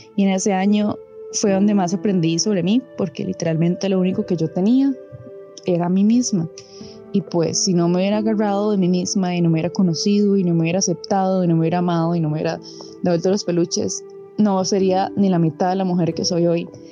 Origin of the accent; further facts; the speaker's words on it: Cartago, Costa Rica; moved away as an adult; also born or lived in Heredia; yo soy de Cartago originalmente. Me tuve que ir a mudar hasta Heredia porque entré a la Universidad Nacional